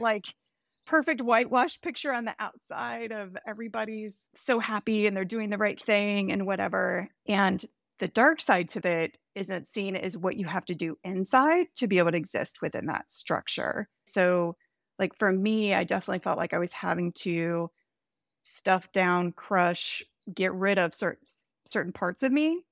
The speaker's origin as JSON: {"language": "English", "region": "the Bible Belt in the South", "country": "United States", "tie": "born or raised there", "also_born_or_lived": "Chicago", "moved": "yes", "said": "I grew up Southern Baptist in the Bible Belt in the South. It was interesting when I moved to Chicago"}